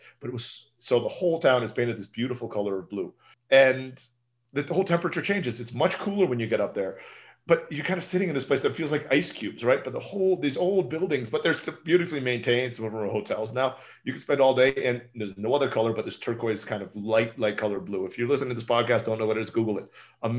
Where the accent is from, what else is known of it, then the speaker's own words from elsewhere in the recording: Turkey; The food was very familiar to me growing up in Turkey.